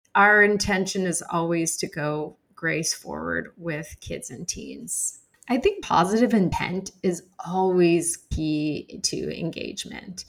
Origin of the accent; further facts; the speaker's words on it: Arizona, United States; moved away as an adult; now in New York City, United States; I'm originally from Arizona, and I've been living in New York City for the last 17 years.